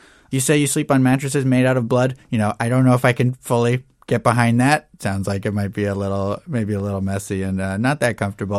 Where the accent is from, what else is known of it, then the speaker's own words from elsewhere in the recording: Janesville, Wisconsin, United States; now in Wisconsin Dells, United States; Well, I was originally from Janesville. And then after high school, I got married to my high school sweetheart and we moved up to Wisconsin Dells.